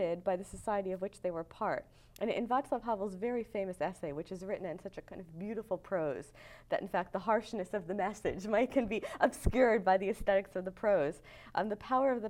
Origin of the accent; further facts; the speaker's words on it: United States; I say this as an American